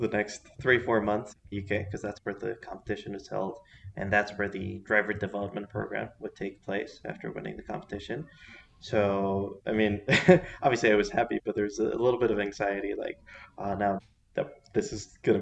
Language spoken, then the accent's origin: English; Mexico City, Mexico; I was born here in Mexico City. I've been living here pretty much my entire life